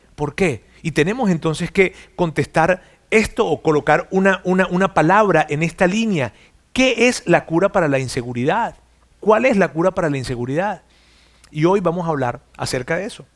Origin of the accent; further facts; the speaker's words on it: Mexico; no tan solo soy mexicano